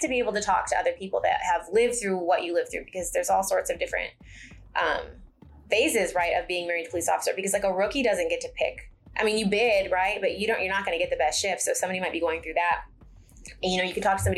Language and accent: English; Michigan, United States; now in Forney, United States; I'm from Michigan